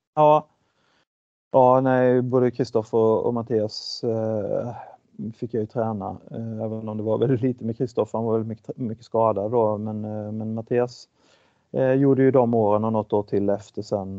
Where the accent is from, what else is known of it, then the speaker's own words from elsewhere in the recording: Sweden; moved away as an adult; also born or lived in Malmö, Sweden / Switzerland; Jag kom ju dessutom från Sverige